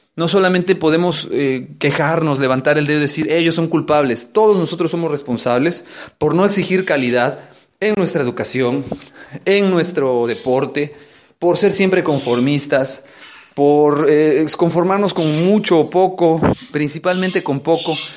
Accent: Mexico; nosotros como mexicanos

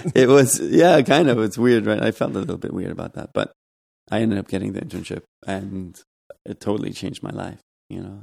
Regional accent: Germany; moved away as an adult; also born or lived in Los Angeles, United States / Providence, Rhode Island, United States; now in New York, United States; I grew up in Germany

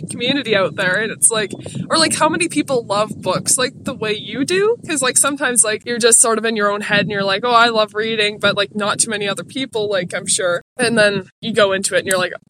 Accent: Ontario, Canada

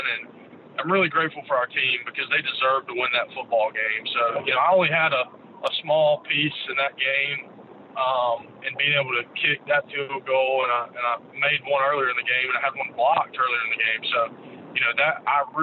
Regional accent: Jackson, Mississippi, United States; I grew up in Jackson, and my dad and mom went to Ole Miss.

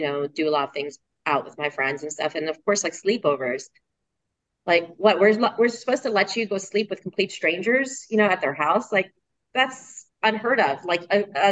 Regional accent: Harrisburg, Pennsylvania, United States; moved away as an adult; also born or lived in Philadelphia, Pennsylvania; now in Austin, United States; raised and grew up in Harrisburg, Pennsylvania, all the way up through college

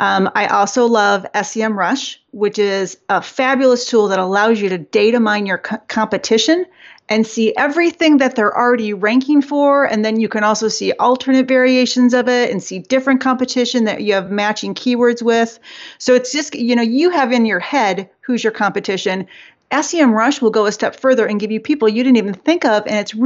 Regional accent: Detroit, Michigan, United States; I am from Detroit, but I have two sisters who moved to Georgia probably 20 years ago

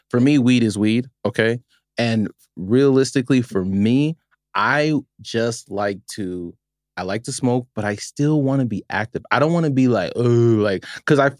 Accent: Los Angeles, California, United States; moved away as an adult; also born or lived in Nevada; now in Las Vegas, United States; I grew up in the San Fernando Valley, Northridge

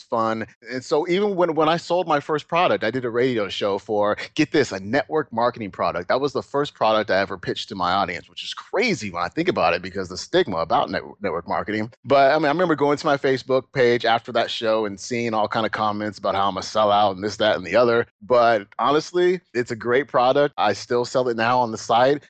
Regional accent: Oakland, Alameda, California, United States; we moved from Oakland where we were fairly well off, you know, both my mom and dad, they worked, my dad did really well. And then my parents got divorced and I moved with my mom and my brother to Alameda

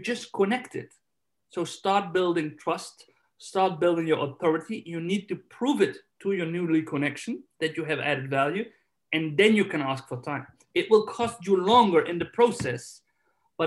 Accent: Netherlands; now in Spain; I'm from Holland, I live in Spain

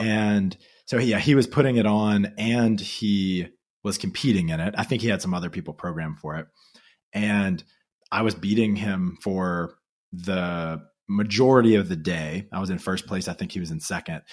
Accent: Louisiana, United States; I grew up in Louisiana

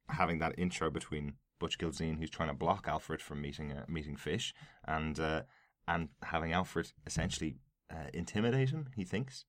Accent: Ireland; as we'd say in Ireland

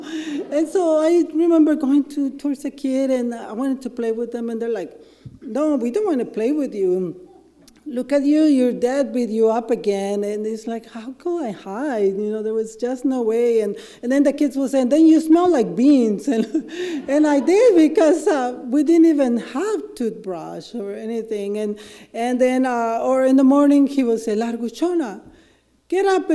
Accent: Ensenada, Baja California, Mexico; English is a second language; moved away as an adult; now in Seattle, United States; I'm from Ensenada, Mexico. It's a drinking town. Everybody gets drunk, everybody gets high. It's pretty normal. So growing up with alcoholism was normal

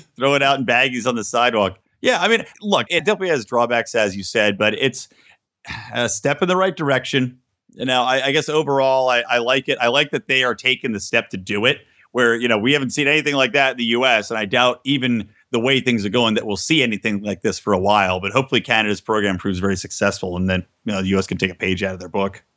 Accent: Yardley, Pennsylvania, United States; I grew up in Bucks County, Pennsylvania

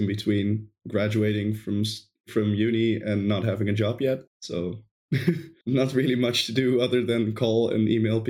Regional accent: Netherlands; English is a second language; I'm from the Netherlands.

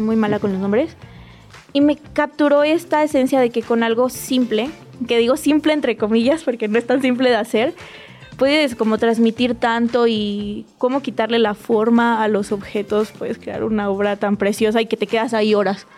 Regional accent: Ciudad Victoria, Tamaulipas, Mexico; also born or lived in Monterrey; now in Mexico City, Mexico; yo soy de provincia, de Victoria

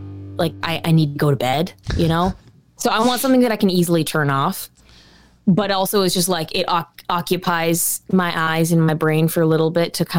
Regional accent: United States; I'm an American

